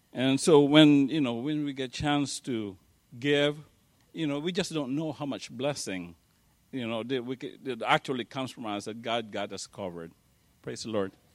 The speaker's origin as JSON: {"language": "English", "country": "Philippines", "tie": "born or raised there", "moved": "yes", "said": "I grew up in the Philippines"}